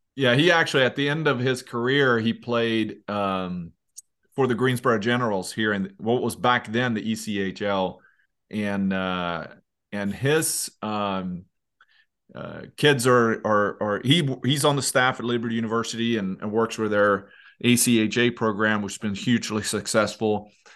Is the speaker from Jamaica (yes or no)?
no; Leksand, Dalarna County, Sweden; my hometown, Leksand